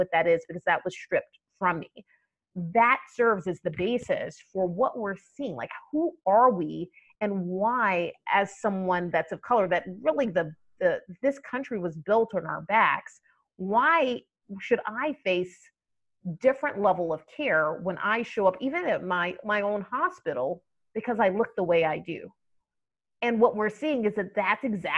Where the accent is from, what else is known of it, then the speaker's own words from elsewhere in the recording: Atlanta, Georgia, United States; now in Boston, United States; I grew up in Atlanta